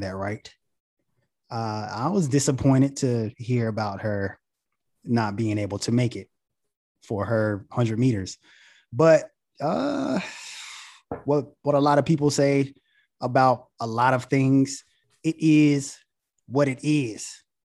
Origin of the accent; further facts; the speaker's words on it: Goldsboro, North Carolina, United States; now in Charlotte, United States; I'm from Goldsboro, North Carolina.